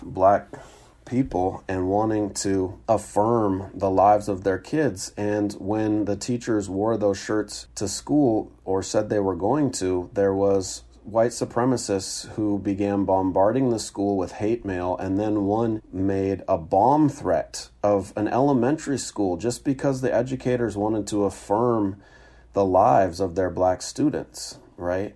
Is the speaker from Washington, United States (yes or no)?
yes; Seattle, Washington, United States; moved away as an adult; moving back to my hometown of Seattle